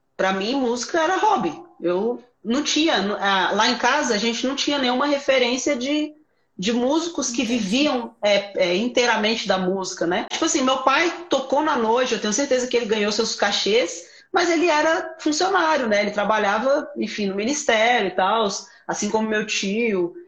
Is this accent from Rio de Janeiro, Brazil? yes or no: no; Sobradinho, Federal District, Brazil; eu sou de Brasília, é, sou de Sobradinho, né, uma cidade satélite aqui de Sobradinho